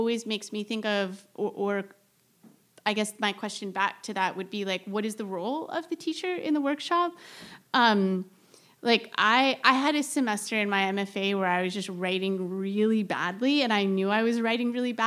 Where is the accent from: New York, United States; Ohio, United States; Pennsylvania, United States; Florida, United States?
Florida, United States; Central; moved away; I grew up in Central Florida